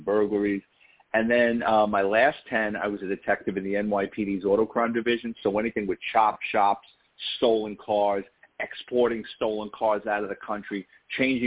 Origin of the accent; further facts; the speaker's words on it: New York City, New York, United States; accent: New York; I was born and raised in the Bronx in New York City